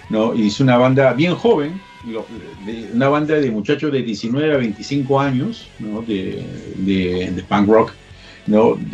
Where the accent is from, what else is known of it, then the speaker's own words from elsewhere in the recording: Peru; yo soy peruano y en Perú a la gente no los dejaban salir